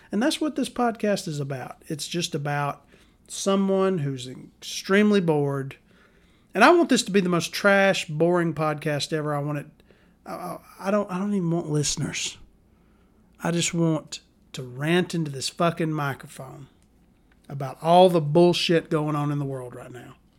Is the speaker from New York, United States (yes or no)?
no; Alabama, United States; I'm from Alabama